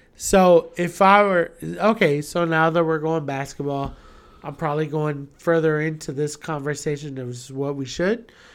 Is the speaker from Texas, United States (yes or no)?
yes; San Antonio, Texas, United States; I'm coming from San Antonio